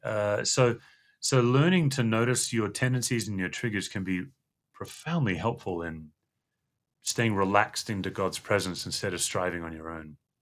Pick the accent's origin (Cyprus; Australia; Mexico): Australia; Western Australia; moved away as an adult; I grew up in Western Australia